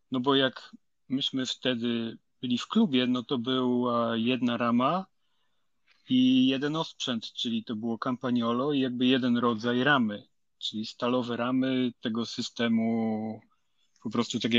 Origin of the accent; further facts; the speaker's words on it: Lower Silesian Voivodeship, Poland; pochodzę z Dolnego Śląska, tam każdy klub organizował przynajmniej dwa kryteria uliczne w sezonie